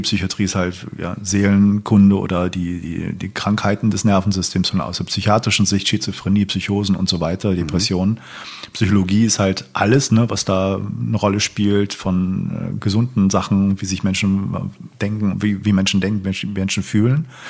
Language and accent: German; Hamburg, Germany; ich bin in Hamburg aufgewachsen.